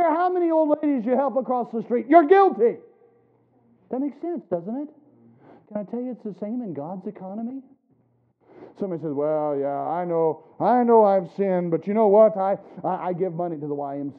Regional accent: South Carolina, United States; now in Ohio, United States; when I was a boy growing up in South Carolina

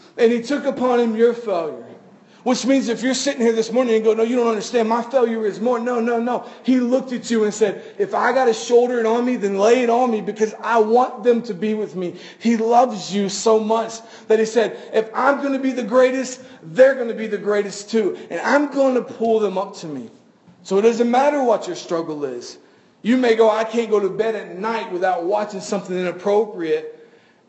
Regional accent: Florida, United States; we're from Florida

